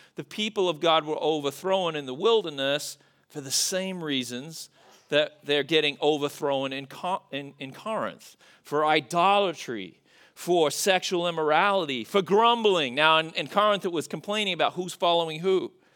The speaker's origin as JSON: {"language": "English", "country": "Australia", "moved": "yes", "said": "as an Australian"}